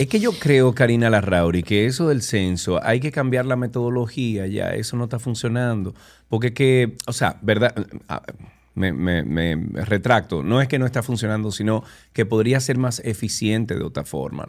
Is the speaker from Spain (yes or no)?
no; Dominican Republic; por ser dominicano, por tener un pasaporte que diga República Dominicana